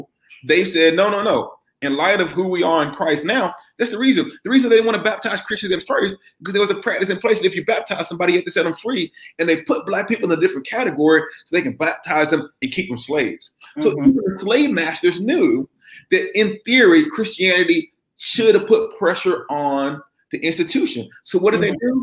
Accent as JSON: {"language": "English", "region": "the American South", "country": "United States", "tie": "born or raised there", "accent": "American", "said": "the blackest event of my Southern life was when I was a kid"}